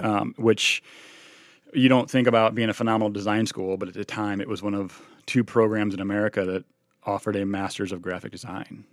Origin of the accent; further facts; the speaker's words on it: Illinois, United States; also born or lived in Cincinnati; now in Milwaukee, United States; we're both from Illinois